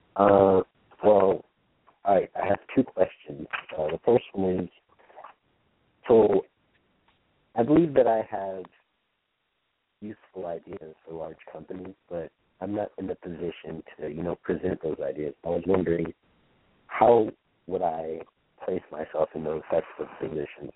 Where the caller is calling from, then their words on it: Huntsville, Alabama, United States; I'm calling from Huntsville, Alabama